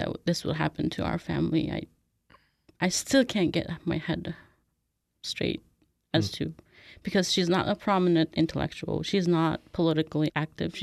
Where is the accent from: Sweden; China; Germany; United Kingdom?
China; Urumqi, Xinjiang; moved away as an adult; now in United States; I was born and raised in Urumqi, the capital city of Xinjiang